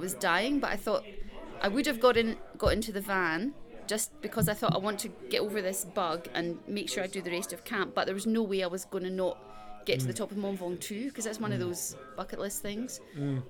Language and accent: English; Edinburgh, Scotland, United Kingdom; moved away as an adult; now in Christchurch, New Zealand; I'm from Edinburgh originally